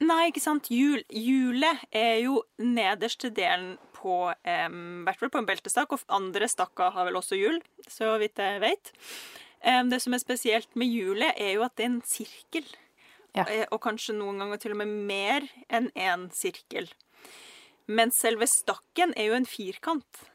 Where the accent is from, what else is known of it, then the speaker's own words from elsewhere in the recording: Russia; now in Norway; jeg er fra Russland